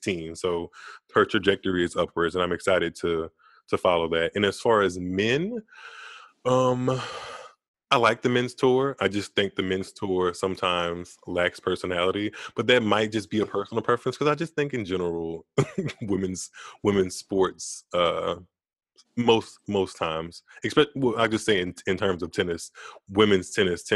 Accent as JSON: {"language": "English", "country": "United States", "said": "I'm American"}